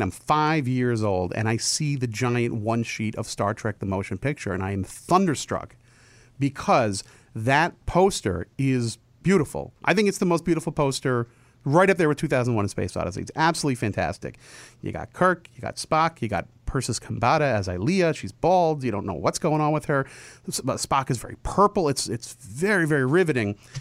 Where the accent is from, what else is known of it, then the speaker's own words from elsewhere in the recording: New Jersey, United States; I grew up in New Jersey